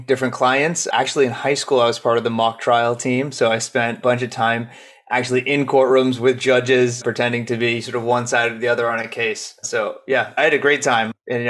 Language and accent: English; Boston, Massachusetts, United States; moved away as an adult; I am an East Coaster. I grew up in Boston and was there for the first 27 years of my life. Managed to get rid of the accent, though, mostly.